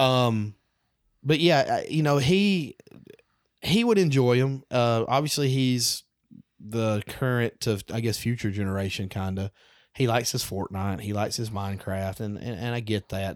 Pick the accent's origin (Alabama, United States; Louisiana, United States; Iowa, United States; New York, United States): Alabama, United States; I'm a redneck from Alabama